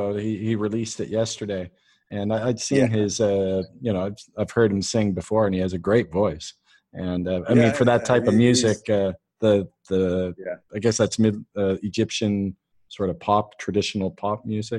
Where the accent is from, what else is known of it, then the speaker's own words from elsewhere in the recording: Canada; I'm Canadian